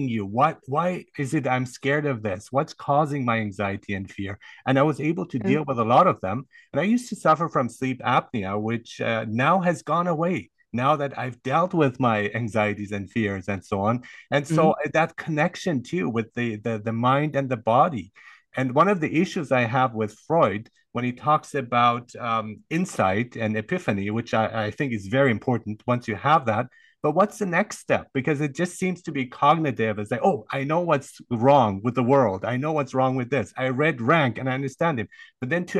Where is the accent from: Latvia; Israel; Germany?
Germany; I grew up in Germany, so it was discipline, and they taught me good discipline.